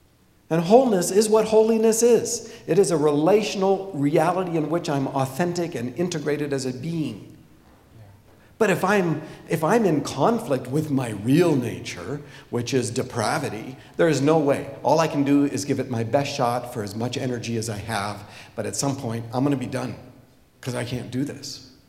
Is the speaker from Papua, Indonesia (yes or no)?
yes; Papua, Indonesia; So, when I was a child, I grew up in Irianjaya, a couple of valleys away from Tom City Makasibanyo, by the way.